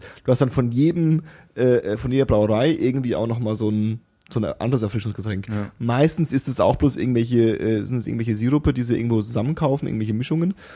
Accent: Lower Franconia, Bavaria, Germany; die Unterfranken, da wo ich herkomme

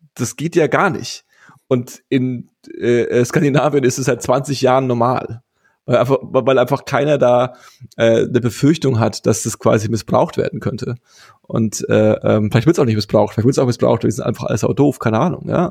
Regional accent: Germany; wir haben ja auch als Deutsche

